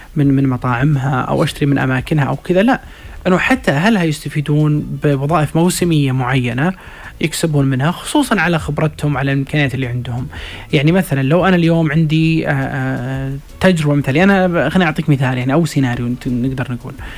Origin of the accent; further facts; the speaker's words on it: Saudi Arabia; احنا كسعوديين